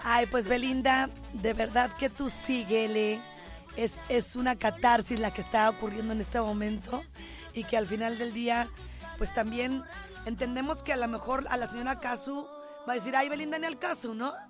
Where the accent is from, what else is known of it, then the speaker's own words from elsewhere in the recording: Guadalajara, Jalisco, Mexico; mi pueblo en Guadalajara